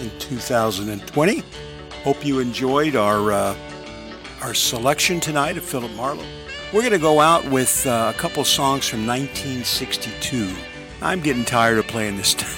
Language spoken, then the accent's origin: English; Long Beach, California, United States; moved away; I'm from Long Beach, California, so I'm out in the L.A. area growing up back in the 50s.